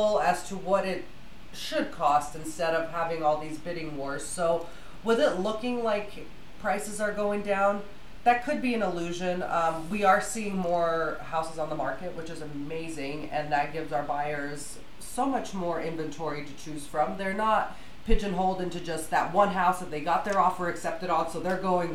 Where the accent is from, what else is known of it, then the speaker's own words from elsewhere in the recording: Russia; also born or lived in Salt Lake City, Utah; now in Tooele, United States; So I'm originally from Russia, so I am dual-lingual